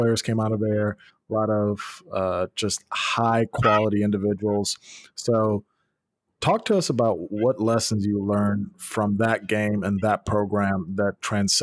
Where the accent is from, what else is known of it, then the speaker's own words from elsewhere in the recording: Memphis, Tennessee, United States; now in Nashville, United States; I'm from Memphis